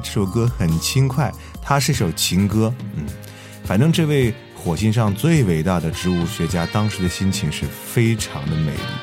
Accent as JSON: {"language": "Chinese", "country": "China", "said": "还是我们中国人在营救中起了多大的作用，"}